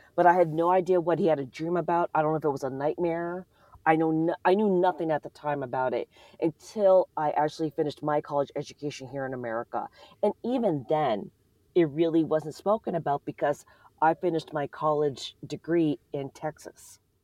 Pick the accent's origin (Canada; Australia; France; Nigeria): Canada; now in United States; I'm not American, I'm from Canada